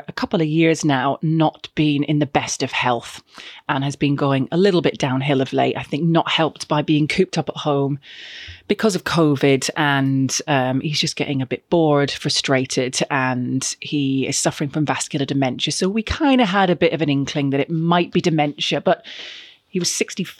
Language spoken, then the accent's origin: English; Glasgow, Scotland, United Kingdom; And growing up in Scotland and living in and around sort of Glasgow, you had the big brick walls and other buildings, and you just used to head a ball against the brick wall.